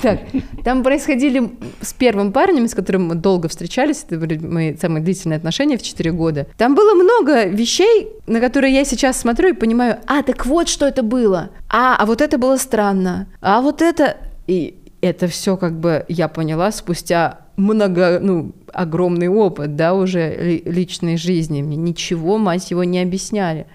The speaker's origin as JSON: {"language": "Russian", "town": "Balashikha", "region": "Moscow Oblast", "country": "Russia", "said": "я девчонка из Балашихи, у которой родители вместе 16 лет"}